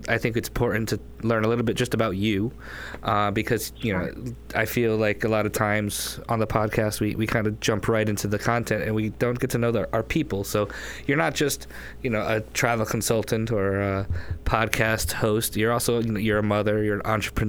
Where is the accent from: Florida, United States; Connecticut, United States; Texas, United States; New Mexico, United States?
Connecticut, United States; now in Miami, United States; I grew up in Connecticut